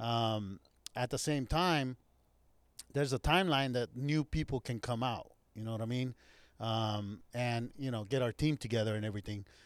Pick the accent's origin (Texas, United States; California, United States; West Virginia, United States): California, United States; Anaheim; also born or lived in Santa Ana, California; I grew up here. I, I am from Orange County